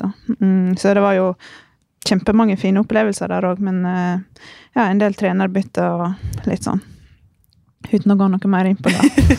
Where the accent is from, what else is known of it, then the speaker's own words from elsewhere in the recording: Norway; moved away as an adult; Så da forlot jeg det trygge hjemme i Norge